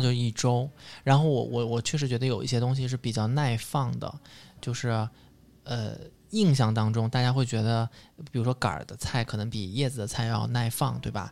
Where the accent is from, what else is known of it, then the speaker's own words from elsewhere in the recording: southern China, China; 我作为一个南方人